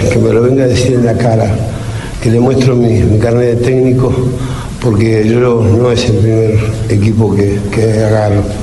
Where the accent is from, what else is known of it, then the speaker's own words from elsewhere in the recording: Argentina; soy muy argentino